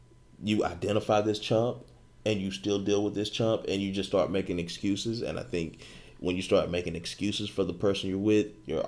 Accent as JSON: {"language": "English", "town": "Hollywood", "region": "California", "country": "United States", "tie": "born there", "said": "I was born in Hollywood."}